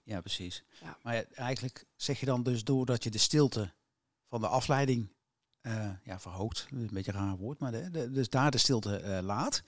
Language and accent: Dutch; North Brabant, Netherlands; Als Brabander